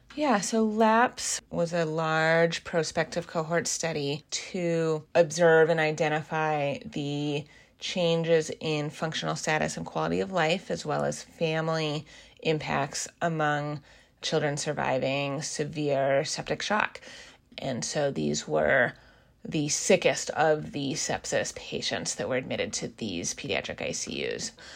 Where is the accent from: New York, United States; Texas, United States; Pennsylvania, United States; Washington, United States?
Washington, United States; Seattle; moved away as an adult; also born or lived in East Coast of the US; I am originally from the Seattle area